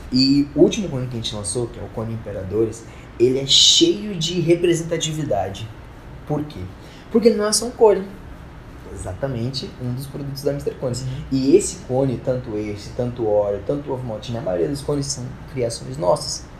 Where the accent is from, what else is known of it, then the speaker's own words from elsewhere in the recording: Porto Alegre, Rio Grande do Sul, Brazil; now in Rondônia, Brazil; da minha cidade, de Porto Alegre. Mas. Pra quem não sabe, tipo, eu sou gaúcho